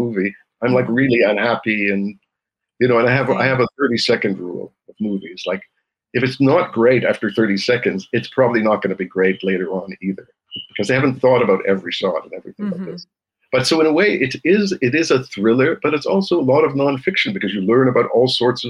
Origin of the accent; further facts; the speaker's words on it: Montreal, Quebec, Canada; now in Jerusalem, Israel; I grew up in Montreal, which was a very multicultural place.